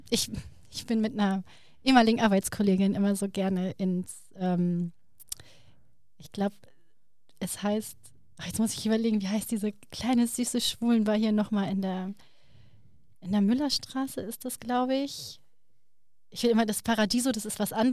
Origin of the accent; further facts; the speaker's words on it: Turkey; Ja, ja, ich bin Türke.